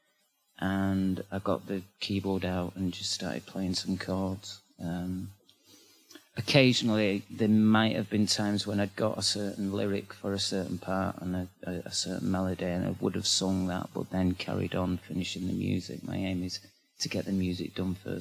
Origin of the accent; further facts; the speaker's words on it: Manchester, North West England, United Kingdom; accent: northern; I come from Manchester, which is in England, and it's the north of England, hence this strange accent